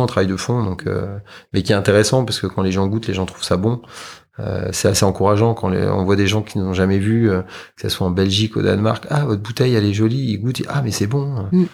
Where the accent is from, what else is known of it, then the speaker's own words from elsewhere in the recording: France; on est français